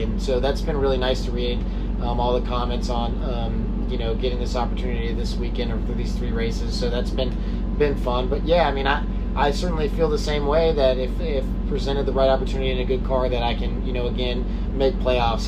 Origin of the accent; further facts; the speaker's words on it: Houston, Texas, United States; moved away; also born or lived in California; I grew up in Houston